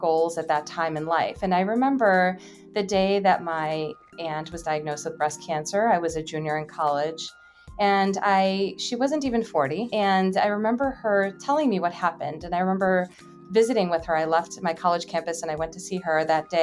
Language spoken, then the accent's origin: English; Chicago, Illinois, United States; I am from the Chicagoland area.